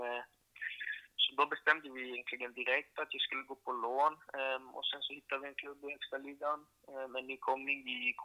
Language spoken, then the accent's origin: Swedish; Sundbyberg, Stockholm County, Sweden; det är liksom där jag är ifrån, på Rissne, ehm, i Stockholm, Sundbyberg